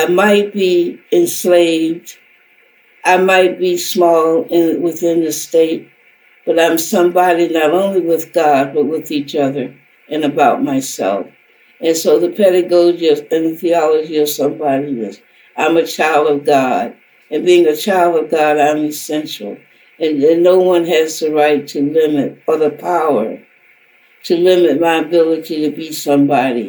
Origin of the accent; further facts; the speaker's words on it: the South, United States; the society that I grew up in the South